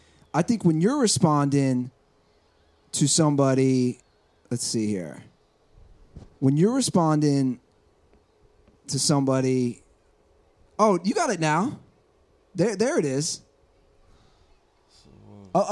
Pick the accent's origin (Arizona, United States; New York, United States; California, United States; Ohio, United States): Ohio, United States; now in Los Angeles, United States; I'm from Ohio.